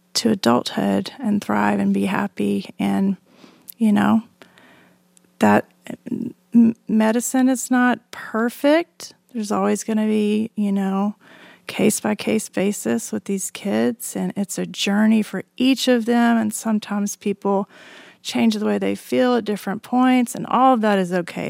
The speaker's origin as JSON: {"language": "English", "region": "Alabama", "country": "United States", "tie": "born or raised there", "moved": "yes", "lives_now": "Austin, United States", "said": "I grew up in Alabama in a conservative evangelical family"}